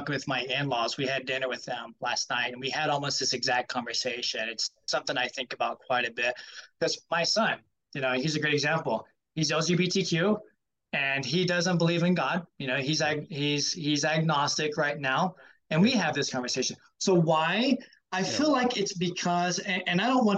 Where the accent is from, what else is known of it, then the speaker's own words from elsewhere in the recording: the Bible Belt, the South, United States; Growing up in the Bible Belt